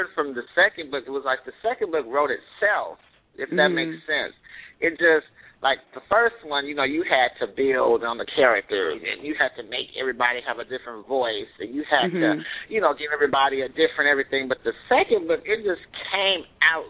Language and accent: English; Oakland, California, United States; I want to do something to represent my hometown